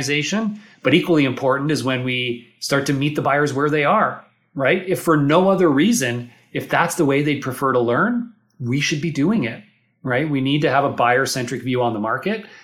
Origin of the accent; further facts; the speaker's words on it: Toronto, Ontario, Canada; accent: Canadian; I'm here from Toronto. For those of you who haven't heard my Canadian accent yet